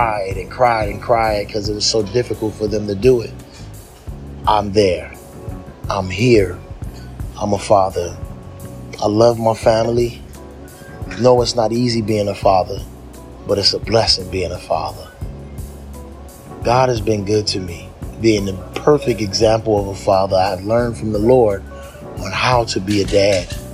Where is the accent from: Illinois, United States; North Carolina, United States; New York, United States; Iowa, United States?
Illinois, United States; Chicago; I'm a filmmaker from Chicago